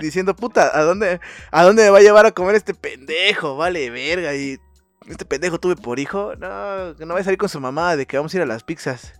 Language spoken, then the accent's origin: Spanish; Mexico; nosotros como ciudadanos y como hijos mexicanos